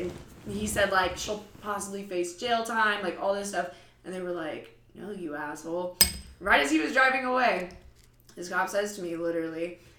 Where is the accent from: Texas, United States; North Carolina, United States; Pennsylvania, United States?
Texas, United States; moved away as an adult; I'm from Texas, and I was home for the summer. I remember I was 4 months away from turning 21